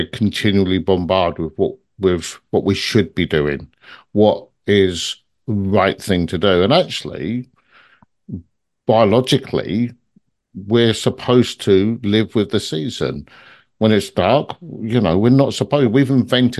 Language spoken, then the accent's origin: English; London, United Kingdom; moved away; I come from London originally